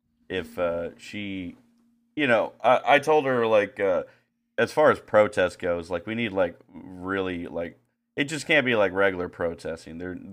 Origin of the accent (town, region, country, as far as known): Puxico, Missouri, United States